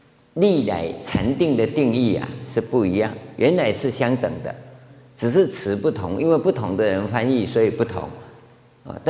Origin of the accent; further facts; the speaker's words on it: China; 我们中国人看乌鸦不吉祥，对不对？我是听说啊，日本人说乌鸦是吉祥的，啊，我中国人喜欢那个什么喜鹊